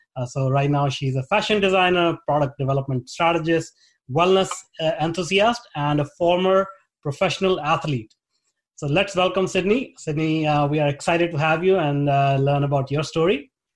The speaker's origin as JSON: {"language": "English", "country": "India", "tie": "born or raised there", "moved": "as an adult", "lives_now": "Vancouver, Canada", "said": "I grew up in India"}